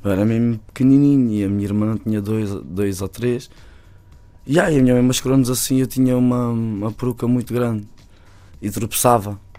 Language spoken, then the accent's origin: Portuguese; Bairro da Madorna, Lisbon, Portugal; o meu bairro depois também é ali ao lado, né? Uhum. que é o, o bairro da Madorna